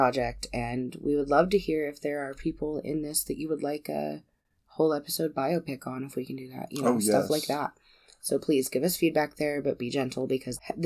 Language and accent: English; United States; we're American